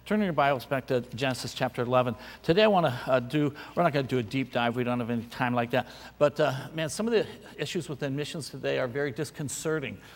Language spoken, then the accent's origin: English; San Francisco, California, United States; born there; my dad was in the Navy. I was born in San Francisco.